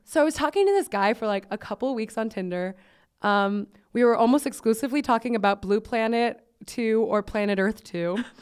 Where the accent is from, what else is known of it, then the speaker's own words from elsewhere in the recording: Miami, Florida, United States; I'm from Miami